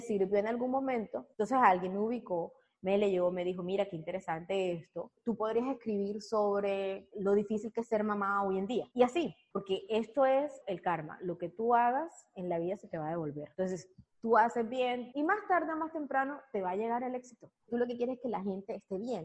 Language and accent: Spanish; Barranquilla, Atlántico, Colombia; todos mis clientes de Barranquilla, que es de donde soy